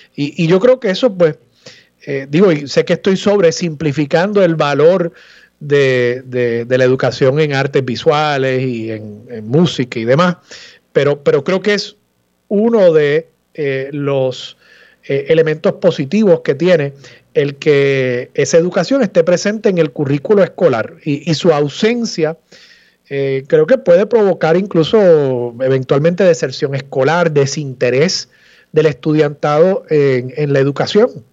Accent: Levittown, Puerto Rico; Levitown, que es mi pueblo natal

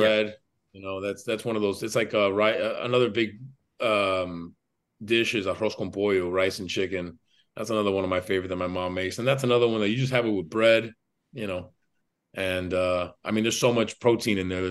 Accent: Miami, Florida, United States; born and raised in Miami, Florida

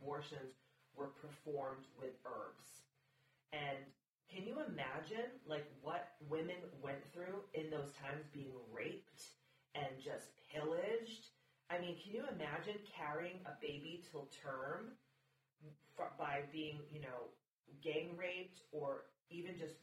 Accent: Massachusetts, United States; I'm a Mass hole, so I was born and raised in Massachusetts.

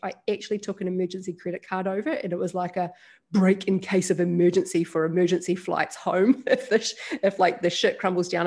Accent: New Zealand; also born or lived in Australia; now in Bali, Indonesia; I'm a Kiwi and I live in Bali. Yeah, New Zealander.

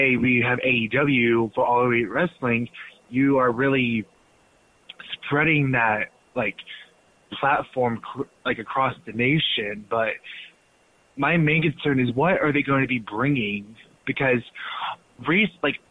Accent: Texas, United States; I am from Texas

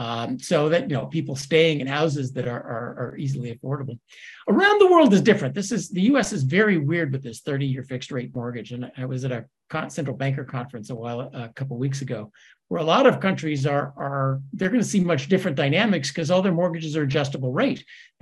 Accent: Scotland, United Kingdom; I'm a Scot. We don't borrow money.

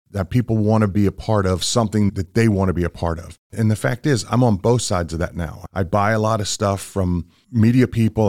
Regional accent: Washington, District of Columbia, United States; moved away as an adult; also born or lived in Virginia / New Jersey; now in Chattanooga, United States; I grew up in the Washington, D C area

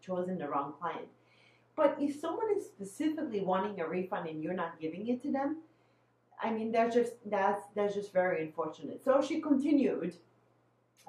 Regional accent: Bosnia & Herzegovina; now in Midwest, United States; I'm originally from Bosnia, but now I'm in the Midwest

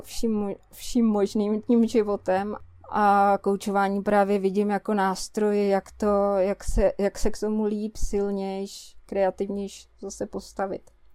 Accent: Prague, Czechia; moved away as an adult; now in Kňovice, Czech Republic; my jsme z Prahy, že jo, a tam jsme žili dost jakoby izolovaně

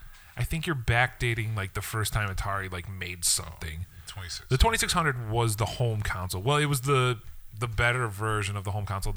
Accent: Blue Island, Illinois, United States; I grew up in Blue Island.

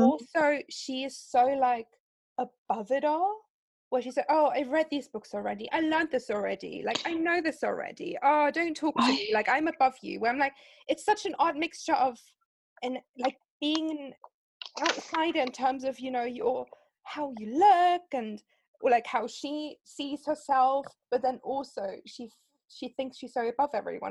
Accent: Germany; English is a second language; because I'm from Germany.

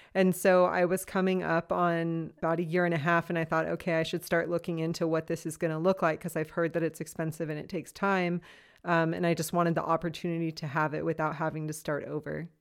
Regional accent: Los Angeles, California, United States; moved away as an adult; now in Freiburg, Germany; I am originally from Los Angeles, California. I've been living in Freiburg, Germany now for about two and a half to three years

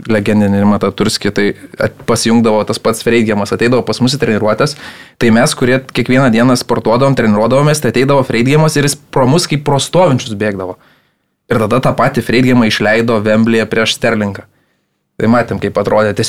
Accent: Lithuania; mes lietuviai galėtume ten pasivaržyti

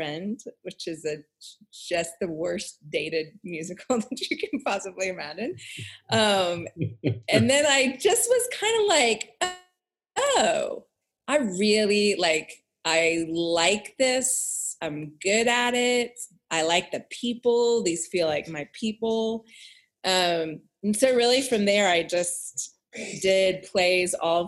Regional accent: Houston, Texas, United States; I grew up in Texas, in Houston, Texas

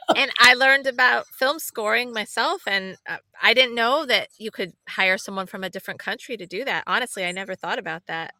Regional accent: Illinois, United States; I'm from Illinois

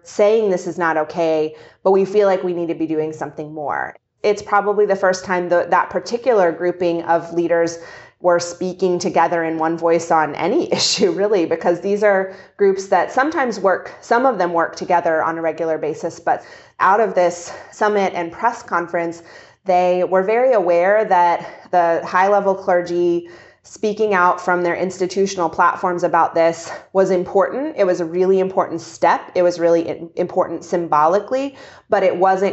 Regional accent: Kentucky, United States; moved away; also born or lived in Egypt; I'm from Kentucky

